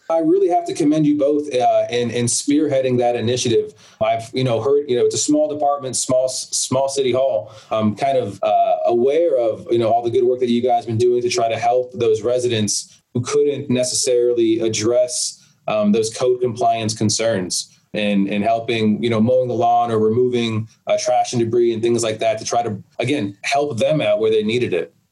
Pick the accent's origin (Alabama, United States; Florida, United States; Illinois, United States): Florida, United States; South; where I grew up in South Florida